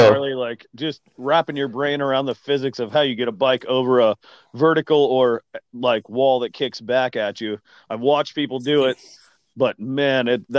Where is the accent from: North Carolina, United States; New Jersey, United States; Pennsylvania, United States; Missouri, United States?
North Carolina, United States; moved away as an adult; also born or lived in Montana / Portland, Oregon; I grew up I was born and raised in North Carolina. Moved out to Montana, where my wife's from.